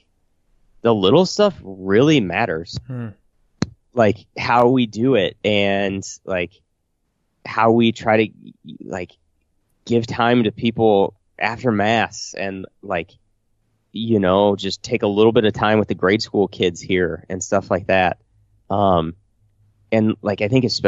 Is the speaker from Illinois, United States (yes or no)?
yes; Illiopolis, Illinois, United States; my hometown, Iliopolis